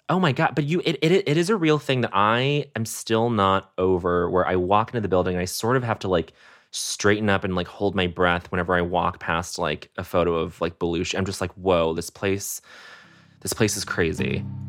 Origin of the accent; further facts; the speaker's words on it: Denver, Colorado, United States; also born or lived in Montreal, Canada; we come from Montreal to Colorado to Denver